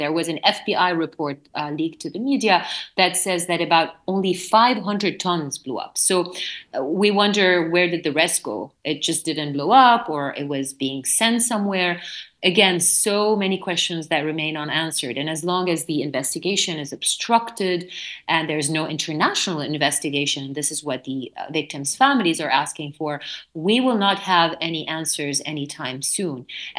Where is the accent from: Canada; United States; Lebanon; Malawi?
Lebanon; North Lebanon; moved away as an adult; also born or lived in Beirut; my hometown in the north of Lebanon.